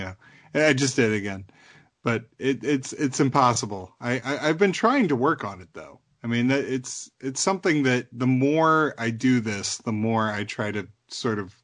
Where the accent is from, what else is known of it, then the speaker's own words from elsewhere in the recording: Chicago, Illinois, United States; accent: Chicago; my Chicago accent